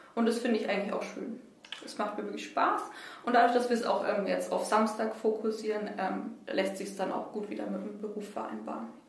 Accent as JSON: {"language": "German", "town": "Nuremberg", "region": "Bavaria", "country": "Germany", "tie": "born or raised there", "said": "Ich komme ähm, aus Boxdorf, aus dem Knoblauchsland, ähm, wohne da eigentlich schon immer"}